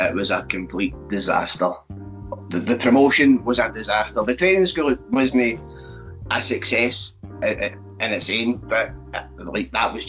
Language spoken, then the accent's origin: English; Cowdenbeath, Scotland, United Kingdom; accent: Glaswegian; Obviously, I'm originally Fife, don't let my accent fool you. I was born and raised in Cowden Beef, but I've had this Glaswegian accent the majority of my life.